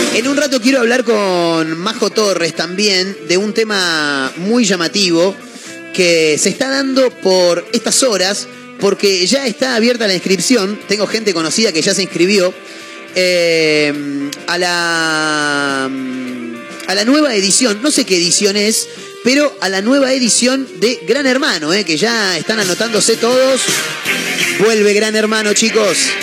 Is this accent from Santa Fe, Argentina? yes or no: no; Chivilcoy, Buenos Aires Province, Argentina; soy de, Chivilcoy, nací en, una parte rural del pueblo